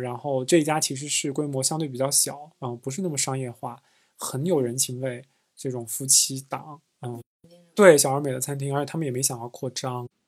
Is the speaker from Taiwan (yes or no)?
no; China; 我说我是来自中国的